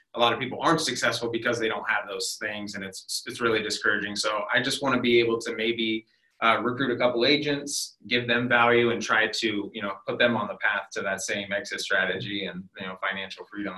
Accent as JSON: {"language": "English", "town": "Worthington", "region": "Ohio", "country": "United States", "tie": "born or raised there", "also_born_or_lived": "Canal Winchester, Ohio", "said": "I grew up in Worthington, really right down the road here. Um, I ended up going to high school in Canal Winchester"}